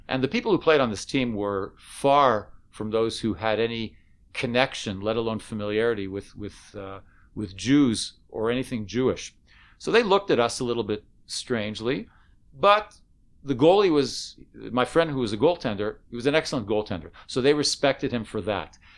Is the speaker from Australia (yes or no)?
no; Canada; now in Israel; I was from Canada